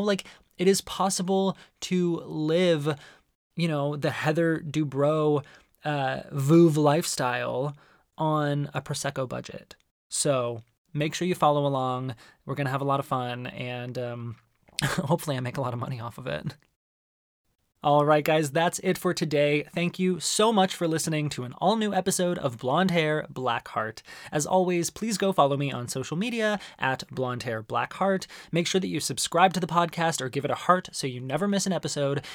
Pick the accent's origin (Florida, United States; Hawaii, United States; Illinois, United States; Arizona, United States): Arizona, United States; One of the best things about growing up in Arizona is that there's incredible Mexican food